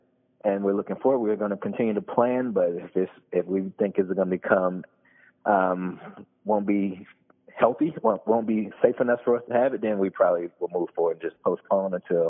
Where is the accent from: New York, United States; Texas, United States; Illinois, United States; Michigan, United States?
Illinois, United States; Kankakee; moved away as an adult; also born or lived in Ohio / Indiana; growing up in Kankakee